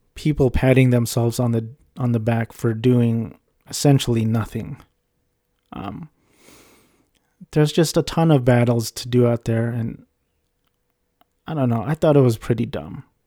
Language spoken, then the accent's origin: English; Orange County, California, United States; I was raised in Orange County, California